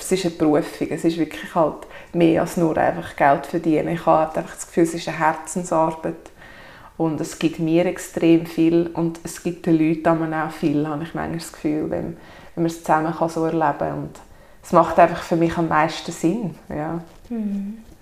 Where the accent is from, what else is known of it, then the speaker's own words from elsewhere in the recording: Sachseln, Obwalden, Switzerland; also born or lived in Kägiswil, Switzerland; ich komme aus Sachsen, bin dort aufgewachsen, wohne inzwischen in Kegiswil.